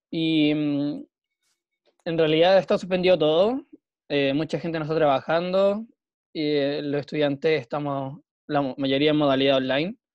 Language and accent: Spanish; La Serena, Coquimbo, Chile; now in Coquimbo, Chile; Soy de La Serena, pero vivo en Coquimbo.